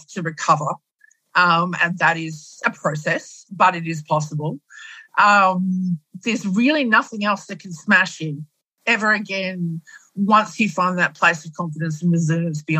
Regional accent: Australia; in Australia, we Aussify it

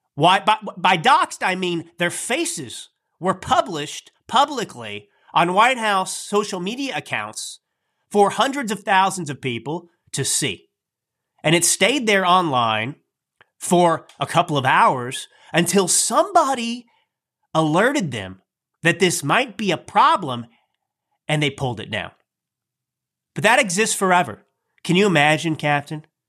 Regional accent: United States; I am an American.

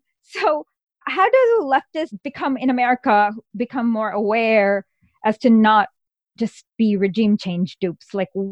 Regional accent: Michigan, United States; my home state, Michigan

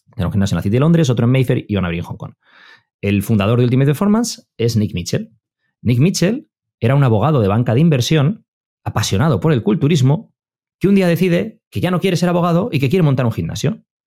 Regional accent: Madrid, Community of Madrid, Spain; also born or lived in Bilbao; Yo soy de Madrid, o nací en Bilbao, pero me crié en Madrid

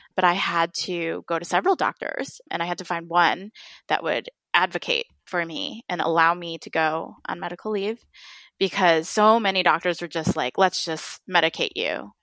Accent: Midwest, United States; I was bullied as an Asian American in elementary school for mm. since I grew up in the Midwest.

